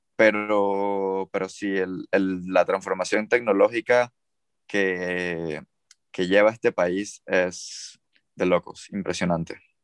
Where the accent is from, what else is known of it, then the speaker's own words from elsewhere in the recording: Panama; moved away as an adult; now in China; de Panamá